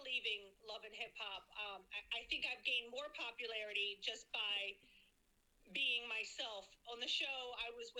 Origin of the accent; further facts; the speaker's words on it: Baltimore, Maryland, United States; moved away as an adult; now in New York, United States; growing up in Baltimore as a homeless teenager